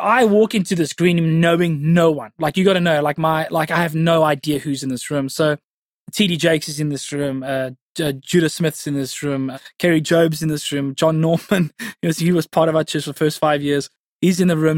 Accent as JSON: {"language": "English", "town": "Cape Town", "region": "Western Cape", "country": "South Africa", "tie": "born or raised there", "said": "born and bred in Cape Town you know, went to high school at Stellenberg High School in the northern suburbs. Yeah, raised in the northern suburbs."}